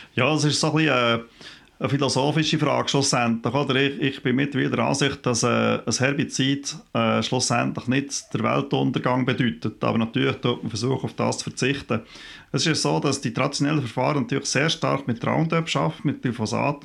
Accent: Switzerland

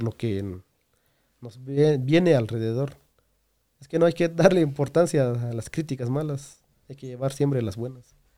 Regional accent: Guatemala; yo salí de Chiva para estar en otros departamentos

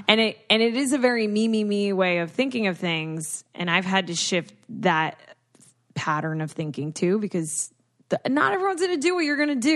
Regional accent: Houston, Texas, United States; Also, I was born in Houston across from the NASA space station.

